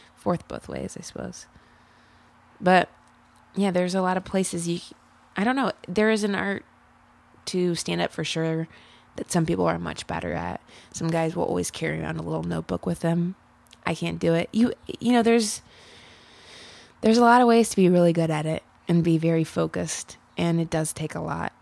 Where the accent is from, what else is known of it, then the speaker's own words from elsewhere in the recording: Ohio, United States; moved away as an adult; now in Chicago, United States; I grew up in Ohio. I have lived in Chicago the past four years